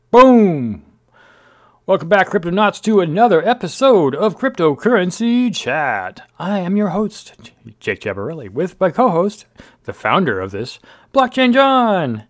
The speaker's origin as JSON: {"language": "English", "town": "Bakersfield", "region": "California", "country": "United States", "tie": "born or raised there", "moved": "yes", "lives_now": "Northern California, United States", "said": "I grew up in Bakersfield. I'm a Central Valley guy."}